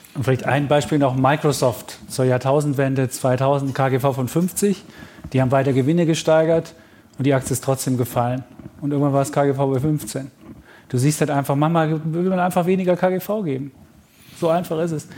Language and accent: German; Leipzig, Saxony, Germany; Ich bin in Leipzig groß geworden und ähm, 1971 geboren